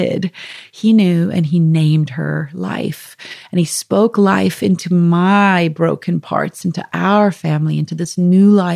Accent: South Africa; moved away; I'm from South Africa originally

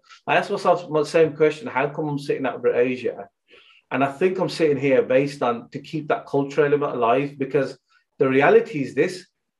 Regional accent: United Kingdom; You know, we're British Sikhs, really. That's what we are, yeah? And we have love for Punjab. We're proud to be Punjabi as well, yeah?

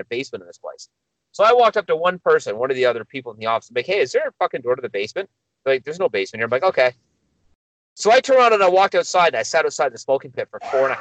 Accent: Milton, Ontario, Canada; I know my hometown

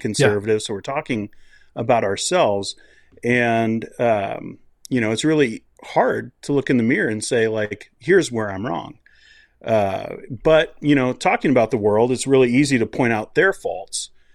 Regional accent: United States; moved away as an adult; now in Canada; I grew up in the States

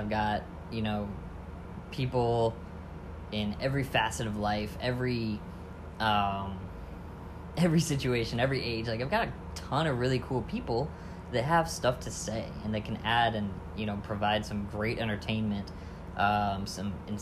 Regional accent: Lower Michigan, United States; also born or lived in Land O'Lakes, Florida; now in St. Petersburg, United States; I grew up in Lower Michigan

